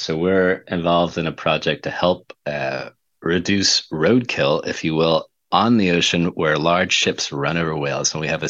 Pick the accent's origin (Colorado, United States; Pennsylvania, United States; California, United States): California, United States; Los Angeles; also born or lived in Bay Area, California; I'm a Californian as well. I split my time, grew up in Los Angeles, spent a lot of time in different parts of the Bay Area.